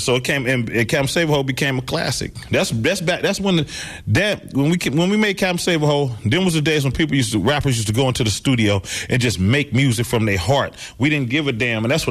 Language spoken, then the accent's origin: English; Vallejo, California, United States; my city, Vallejo, California